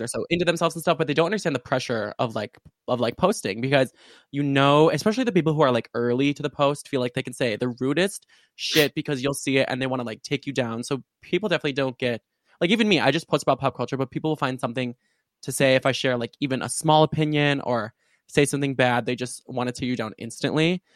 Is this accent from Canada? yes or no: no; suburbs of Chicago, Illinois, United States; also born or lived in Urbana-Champaign, Illinois; right now I'm at my university, um, uh, University of Illinois in Urbana-Champaign, but I'm normally from like the suburbs of Chicago